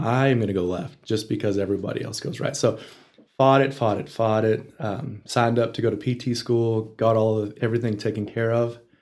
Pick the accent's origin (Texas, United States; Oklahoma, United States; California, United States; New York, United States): Texas, United States; Dalhart; also born or lived in Lubbock, Texas; I was raised in Dalhart. I, I was born in Lubbock